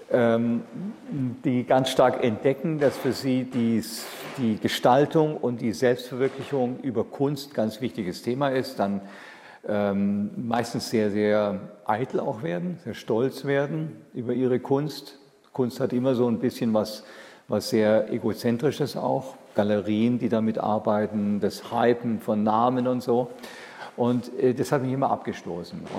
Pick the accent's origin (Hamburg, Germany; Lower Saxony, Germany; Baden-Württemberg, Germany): Baden-Württemberg, Germany; Ulm; Ich bin aufgewachsen in Ulm